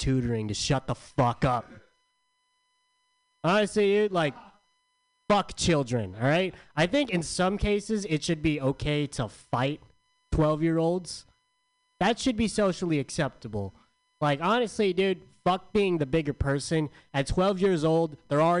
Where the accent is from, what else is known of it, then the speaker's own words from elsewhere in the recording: San Diego, California, United States; I'm from San Diego